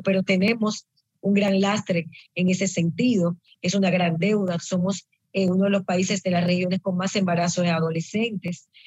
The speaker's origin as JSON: {"language": "Spanish", "country": "Dominican Republic"}